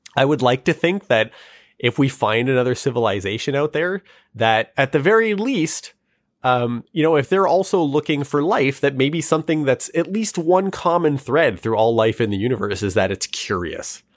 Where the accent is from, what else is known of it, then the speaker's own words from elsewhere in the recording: Canada; our country also has a really dark history